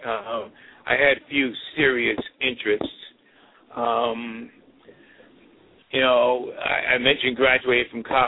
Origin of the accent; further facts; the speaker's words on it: New York City, New York, United States; also born or lived in St. Louis / Detroit; I'm from Brooklyn, grew up in Crown Heights